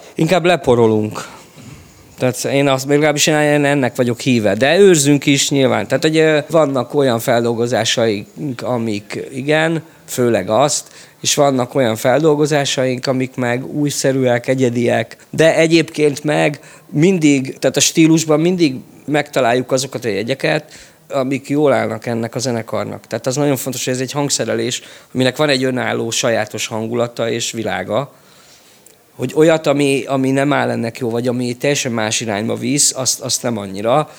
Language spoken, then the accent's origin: Hungarian; Budapest, Hungary; én Csepeli vagyok, ott, ö, működött a Vidám Park zenekar